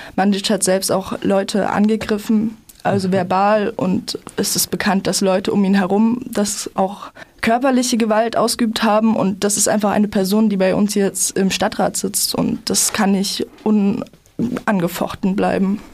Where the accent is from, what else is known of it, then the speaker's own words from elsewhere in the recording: Freiburg, Baden-Württemberg, Germany; bei uns in Freiburg